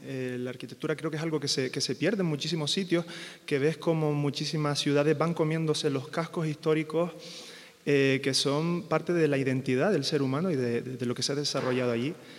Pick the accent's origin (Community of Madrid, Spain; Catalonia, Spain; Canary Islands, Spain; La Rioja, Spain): Canary Islands, Spain; moved away